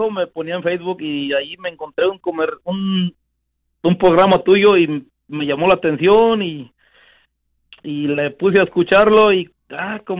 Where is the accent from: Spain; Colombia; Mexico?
Mexico; Guanajuato; now in United States; de Guanajuato.